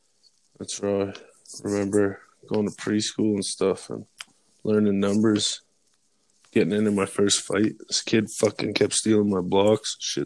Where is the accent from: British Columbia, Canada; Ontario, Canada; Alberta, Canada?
Alberta, Canada; Stettler; also born or lived in Consort, Alberta; I was born in Stellar, but we lived in Concert at the time, eh?